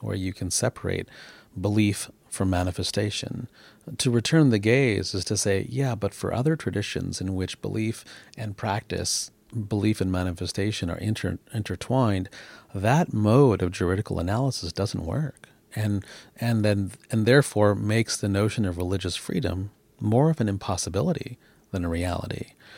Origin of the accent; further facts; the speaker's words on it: United States; moved away as an adult; now in Canada; an American who's now a naturalized Canadian